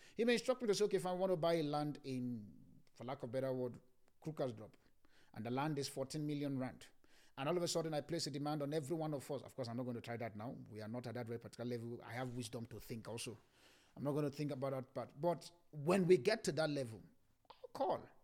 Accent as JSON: {"language": "English", "town": "Ibadan", "region": "Oyo", "country": "Nigeria", "tie": "born or raised there", "said": "the place I grew up in Ibadan"}